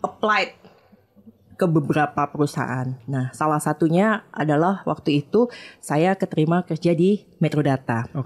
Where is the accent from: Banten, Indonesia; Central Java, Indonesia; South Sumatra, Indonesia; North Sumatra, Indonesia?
South Sumatra, Indonesia; Lubuklinggau; moved away as an adult; also born or lived in Jakarta; Aku ini anak daerah, hmm. aslinya dari kota Lubuk Linggau, Sumatera Selatan